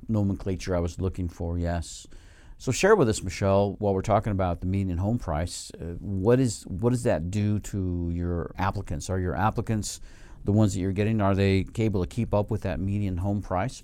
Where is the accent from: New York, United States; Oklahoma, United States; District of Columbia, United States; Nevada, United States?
Nevada, United States; Reno; we're from Reno, uh, Nevada